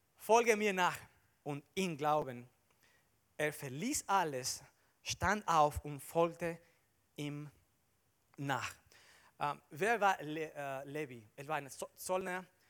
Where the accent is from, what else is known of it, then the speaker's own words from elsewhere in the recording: Dominican Republic; German is a second language; moved away as an adult; also born or lived in Barcelona, Spain; now in Germany; ich komme aus der Dominikanischen Republik